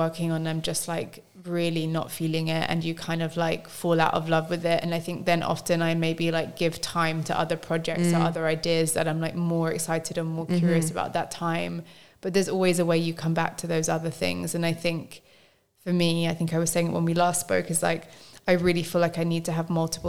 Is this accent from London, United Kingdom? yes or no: yes; London, United Kingdom; growing up in London